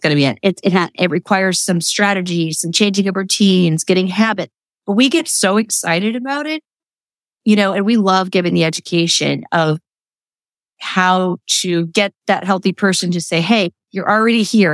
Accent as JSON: {"language": "English", "region": "Midwest", "country": "United States", "tie": "born or raised there", "also_born_or_lived": "New York City", "moved": "as an adult", "lives_now": "Lancaster, United States", "said": "I grew up in the Midwest"}